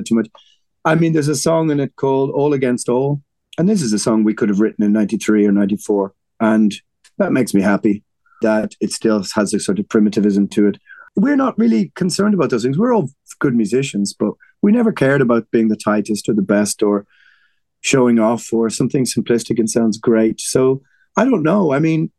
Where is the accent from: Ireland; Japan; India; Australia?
Ireland; We're Irish